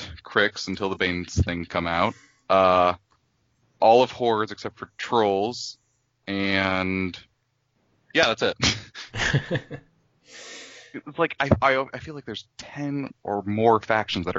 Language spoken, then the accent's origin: English; United States; As an American